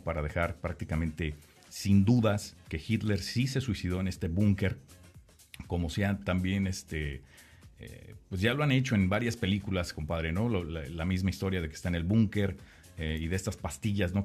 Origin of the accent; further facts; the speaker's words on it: Mexico; now in United States; nosotros como mexicanos